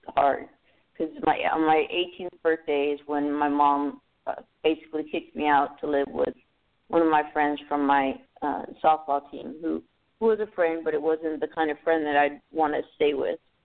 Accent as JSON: {"language": "English", "town": "Los Angeles", "region": "California", "country": "United States", "tie": "born or raised there", "said": "I grew up in California, San Fernando Valley"}